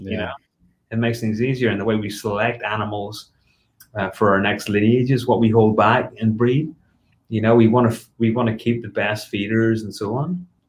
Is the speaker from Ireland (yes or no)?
yes; Ireland; also born or lived in United Kingdom; So, you know, growing up in Ireland and the UK, you don't feed live.